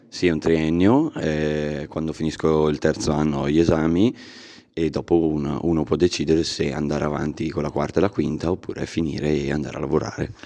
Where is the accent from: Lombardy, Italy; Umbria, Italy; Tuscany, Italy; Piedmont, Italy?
Lombardy, Italy; Caino; vengo da Caino, abito a Caino